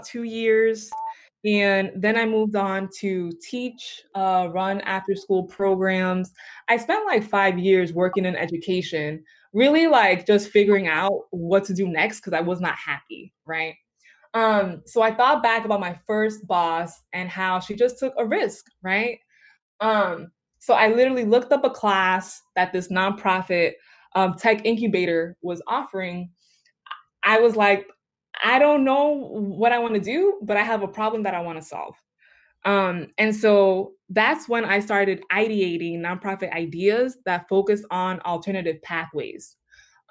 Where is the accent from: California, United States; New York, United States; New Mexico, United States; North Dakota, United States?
New York, United States; New York City; I'm from the Bronx